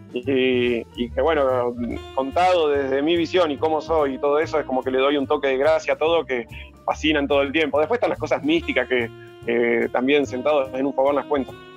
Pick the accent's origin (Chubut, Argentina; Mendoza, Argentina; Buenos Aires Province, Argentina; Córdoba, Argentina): Chubut, Argentina; Lago Puelo; also born or lived in Mercedes, Buenos Aires; yo nací en Mercedes, Buenos Aires. Y de muy chiquitito, de muy chiquitito, me vine a vivir a un pueblito que está al sur de Bariloche, a 130 kilómetros, que se llama Lago pueblo Y ahí pasé toda mi infancia y adolescencia